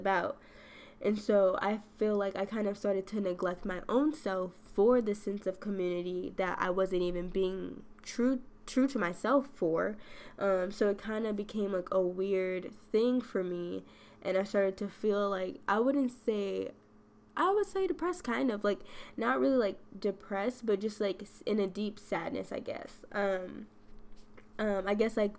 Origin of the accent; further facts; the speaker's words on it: western suburbs of Chicago, Illinois, United States; moved away as an adult; western suburbs is where I grew up